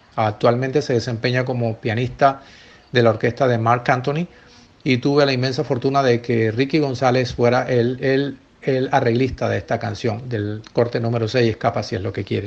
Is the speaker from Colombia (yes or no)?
yes; Colombia; mi querida patria, de mi querida Colombia